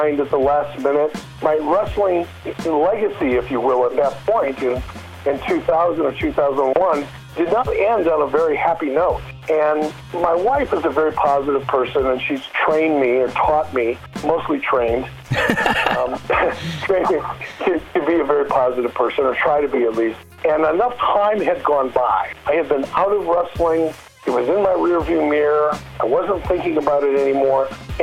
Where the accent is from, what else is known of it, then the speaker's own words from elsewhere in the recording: Detroit, Michigan, United States; when I was a kid growing up in Detroit